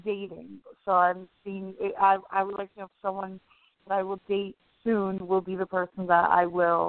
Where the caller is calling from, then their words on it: New York, United States; I'm calling from New York.